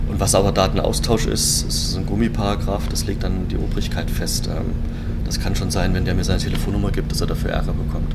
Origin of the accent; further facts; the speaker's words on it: Germany; die DDR-Zeit, wo ich aufgewachsen bin.